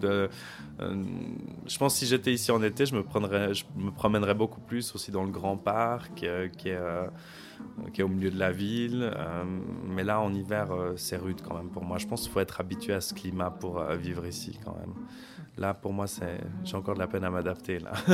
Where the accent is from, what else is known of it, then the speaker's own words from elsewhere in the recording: Lausanne, Vaud, Switzerland; moved away as an adult; also born or lived in Geneva / Bulgaria / Djibouti / Accra, Ghana; now in Riga, Latvia; j'ai grandi à Lausanne